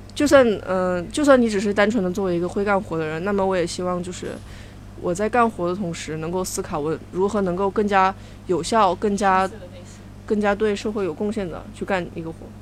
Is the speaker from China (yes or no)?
yes; China; 作为一个中国人